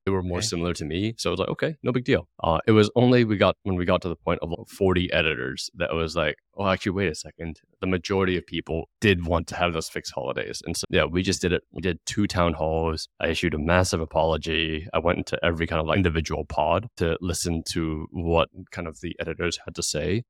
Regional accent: Hong Kong; moved away; I come from Hong Kong, like big Asian city

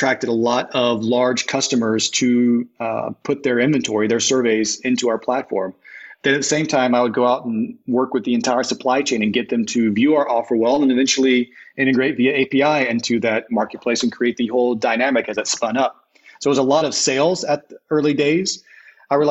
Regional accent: Alabama, United States; also born or lived in Los Angeles; now in New Orleans, United States; I grew up in the Episcopal Church in Alabama

